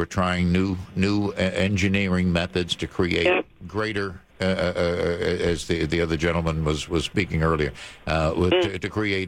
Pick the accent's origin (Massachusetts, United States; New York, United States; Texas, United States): Massachusetts, United States; Boston; now in Salem, United States; I grew up in Dorchester